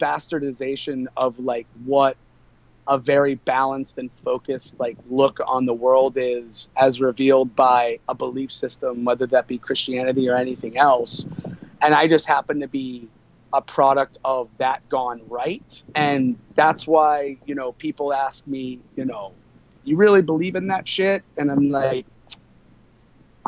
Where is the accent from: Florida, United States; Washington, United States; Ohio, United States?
Florida, United States; a small town outside of Tampa; also born or lived in Long Island, New York; I did grow up in Florida. I was born in Long Island, New York, to 23, 24-year-old parents.